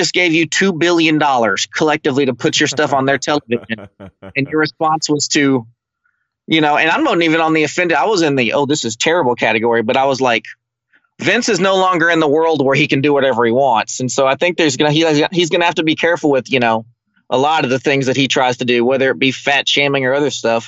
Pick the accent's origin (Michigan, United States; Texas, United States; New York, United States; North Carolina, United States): Texas, United States; Houston; I grew up in Houston.